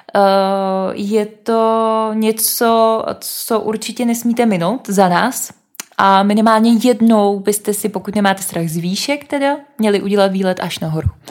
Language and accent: Czech; Bohemia, Czechia; odkud jsme, jsme řekli, že z Čech